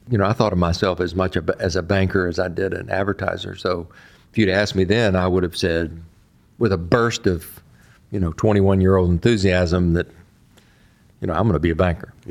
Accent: Texas, United States; now in Delaware, United States; So being a Texan to being a Delawarean, you know, happened effectively overnight for me.

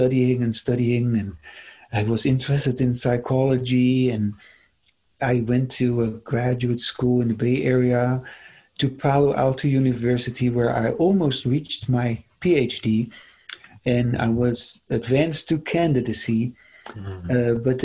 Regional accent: Netherlands; moved away as an adult; now in United States; I come originally from the Netherlands, and I immigrated to the United States in 1999.

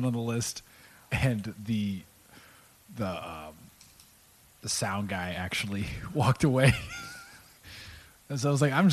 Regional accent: San Antonio, Texas, United States; also born or lived in Portland; I moved here when I was about, was it 10

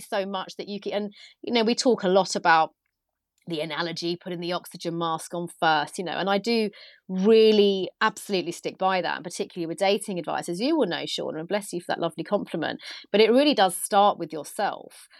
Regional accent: United Kingdom; being British

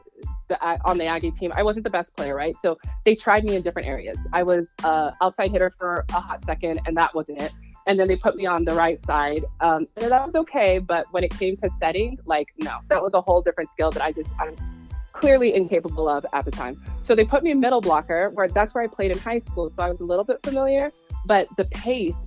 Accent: El Paso, Texas, United States; I grew up in El Paso, Texas.

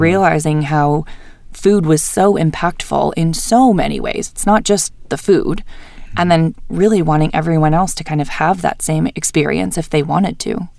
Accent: New Hampshire, United States; now in Salt Lake City, United States; I was born and raised in New Hampshire. I lived there my whole life.

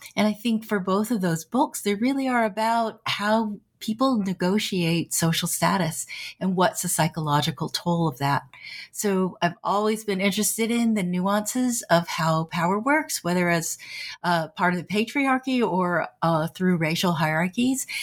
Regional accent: San Francisco Bay Area, California, United States; I grew up in the San Francisco Bay Area

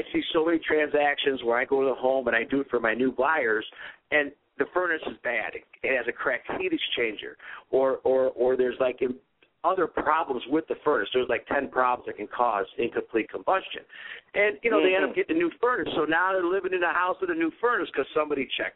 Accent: Cleveland, Ohio, United States; I'm from Cleveland

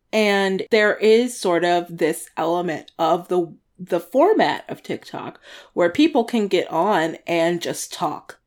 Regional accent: Washington, District of Columbia, United States; moved away; DC, my hometown

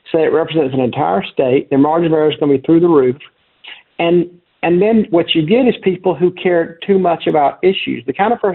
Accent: South Carolina, United States; I grew up in South Carolina

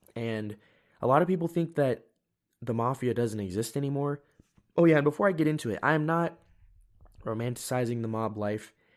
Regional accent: United States; I'm an American

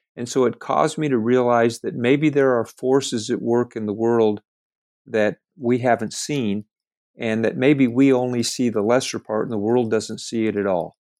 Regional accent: California, United States; moved away as an adult; also born or lived in Lamoni, Iowa; I was raised in California

